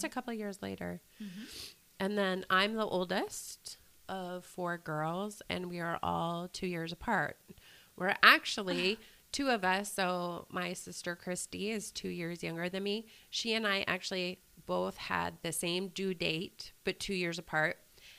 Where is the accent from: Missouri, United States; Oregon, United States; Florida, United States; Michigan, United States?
Oregon, United States; born or raised there; also born or lived in Tualatin